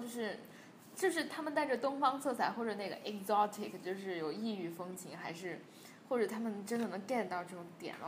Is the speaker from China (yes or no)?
yes; China; 我是个中国人